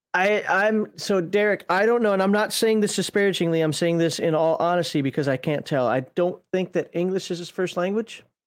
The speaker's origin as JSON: {"language": "English", "region": "Minnesota", "country": "United States", "said": "I'm Minnesotan."}